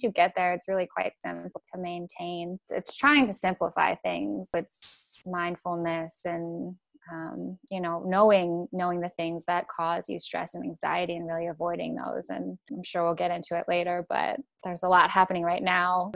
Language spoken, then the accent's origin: English; Chicago, Illinois, United States; moved away as an adult; now in Oregon, United States; where I grew up in Chicago, it's not very mainstream